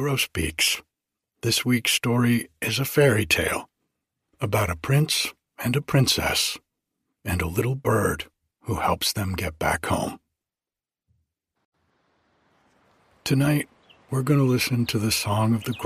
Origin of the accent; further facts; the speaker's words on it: New England, United States; moved away; growing up in New England